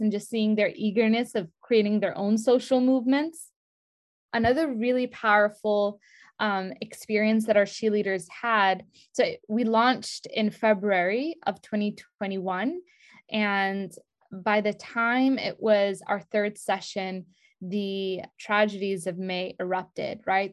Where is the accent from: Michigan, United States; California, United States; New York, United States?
New York, United States; New York City; moved away; I spent the first few years of my life, like, I grew up in Brooklyn, New York